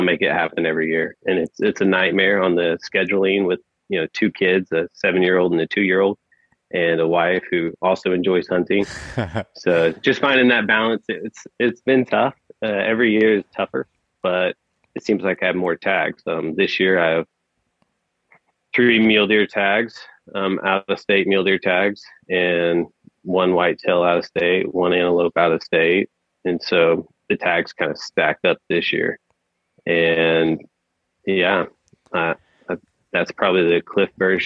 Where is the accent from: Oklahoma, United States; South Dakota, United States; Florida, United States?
Oklahoma, United States; I'm born and raised in Oklahoma